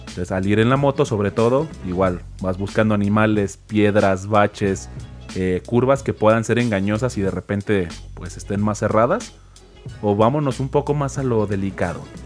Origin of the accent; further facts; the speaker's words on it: San Luis Potosí, Mexico; soy de San Luis Potosí